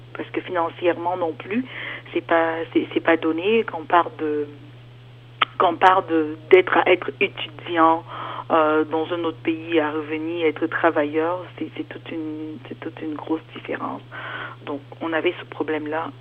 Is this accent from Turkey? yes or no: no; Cameroon; moved away as an adult; also born or lived in Germany / Toronto, Canada; now in Ontario, Canada; je suis d'origine camerounaise